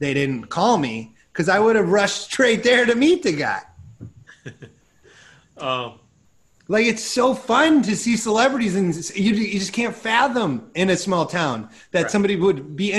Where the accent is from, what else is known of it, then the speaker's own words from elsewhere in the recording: Iowa, United States; I'm from Iowa.